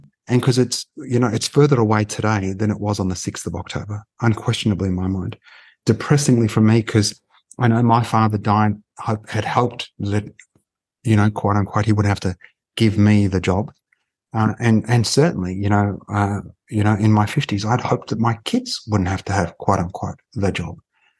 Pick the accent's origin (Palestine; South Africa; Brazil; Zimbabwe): Palestine; And I said, oh, I'm Palestinian. And I said, you know, that's where Jesus is from.